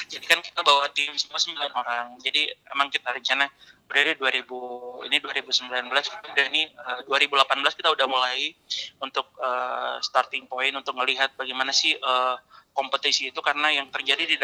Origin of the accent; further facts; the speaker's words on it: Makassar, South Sulawesi, Indonesia; Karena kebetulan saya besar lahir di Makassar pak, jadi udah tahu karakteristik untuk orang-orangnya di Makassar seperti apa.